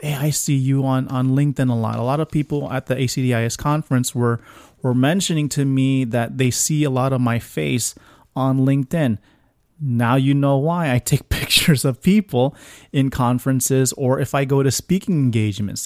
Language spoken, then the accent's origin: English; Florida, United States; I'm from Florida